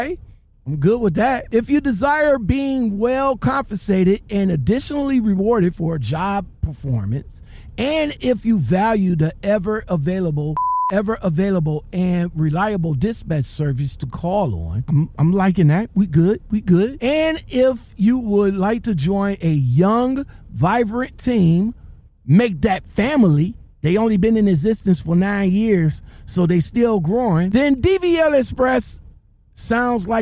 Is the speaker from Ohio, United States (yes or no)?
yes; Ohio, United States; I'm from Ohio